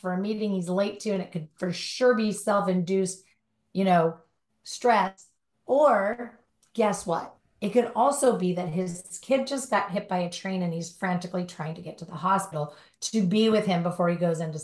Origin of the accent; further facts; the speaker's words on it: Southern California, United States; Born and raised in Southern California